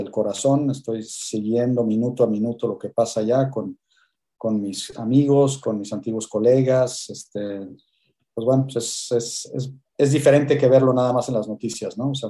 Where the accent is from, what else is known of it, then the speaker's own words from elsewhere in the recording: Mexico; moved away; also born or lived in Switzerland; Hace 25 años salí de México. En el 97 me fui, me fui de México.